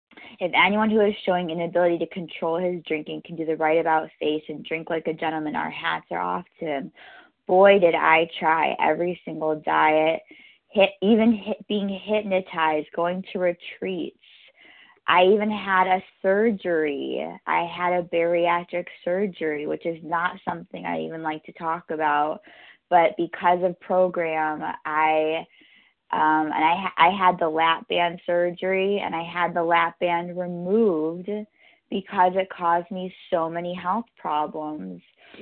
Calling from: New York, United States; I'm calling from New York, New York.

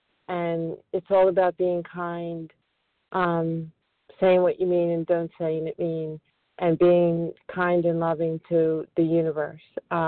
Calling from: Flourtown, Pennsylvania, United States; I'm calling from Flowertown, Pennsylvania, right outside of Philadelphia.

